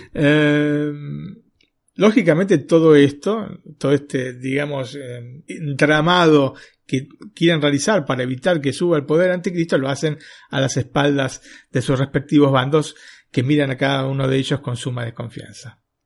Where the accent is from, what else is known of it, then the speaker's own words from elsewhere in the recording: Argentina; moved away as an adult; also born or lived in northern Italy; now in Italy; yo, vengo de Argentina